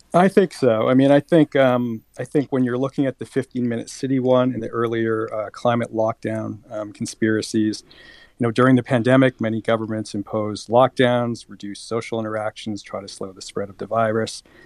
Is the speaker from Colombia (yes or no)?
yes; Colombia; moved away; I was born in Colombia.